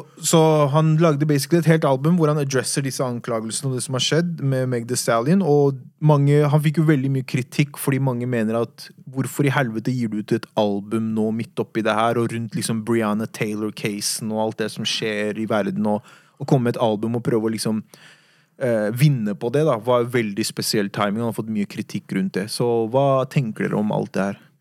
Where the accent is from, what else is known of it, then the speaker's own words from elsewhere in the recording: Oslo, Norway; Jeg har vokst opp på Furuset